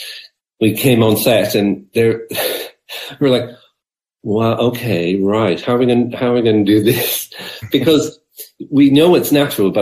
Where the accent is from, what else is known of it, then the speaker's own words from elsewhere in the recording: Dungarvan, Munster, Ireland; when I was a young fella growing up in Abbeyside, Dungarvan